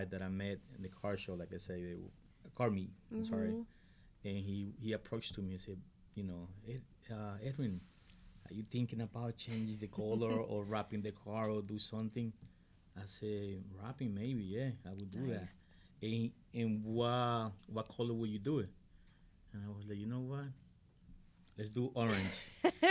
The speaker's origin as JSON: {"language": "English", "country": "Ecuador", "moved": "yes", "lives_now": "United States", "said": "I came from Ecuador"}